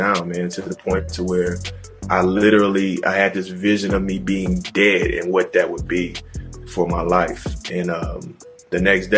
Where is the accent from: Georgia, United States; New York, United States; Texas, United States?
Texas, United States; Houston; moved away as an adult; I was like straight from Houston